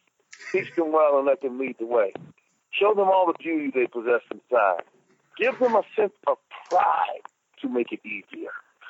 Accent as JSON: {"language": "English", "town": "Los Angeles", "region": "California", "country": "United States", "tie": "born or raised there", "said": "I'm from Los Angeles, California. Okay. A beautiful place. Not very many people are actually born and raised in Los Angeles, but I am."}